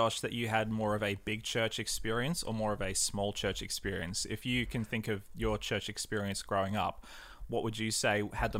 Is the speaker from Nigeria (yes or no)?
no; New South Wales, Australia; Barrel Church was my home church growing up in the Southern Highlands